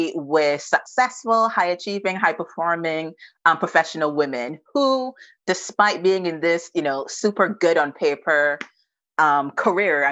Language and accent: English; Barbados; moved away as an adult; now in United Kingdom; I'm not from the UK. I am Bajan to the bone. I'm 100% Bajan. So I'm from Barbados. And I came over to the UK when I was 21.